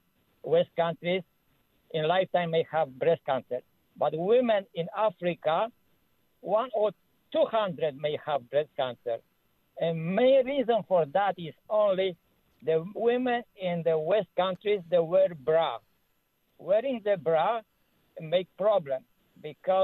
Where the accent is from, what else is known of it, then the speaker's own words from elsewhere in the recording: Poland; now in Ontario, Canada; I'm from Ontario here, originally from Poland